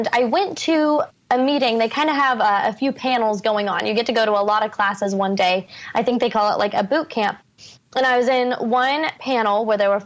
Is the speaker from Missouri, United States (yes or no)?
no; Houston, Texas, United States; now in Nashville, United States; We're from Houston too